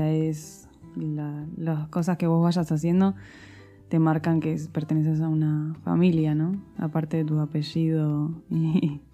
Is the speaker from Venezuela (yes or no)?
no; Argentina; also born or lived in Spain; puedo decir que soy más argentina que española porque me siento así, porque me siento más cómoda así. Pero también hay muchas cosas de España que, las he ido integrando porque al final me crié durante mucho tiempo ahí.